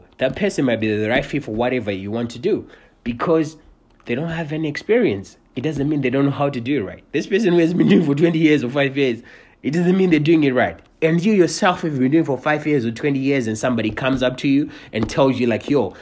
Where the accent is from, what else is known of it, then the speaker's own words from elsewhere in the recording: Cincinnati, Ohio, United States; I'm from Cincinnati.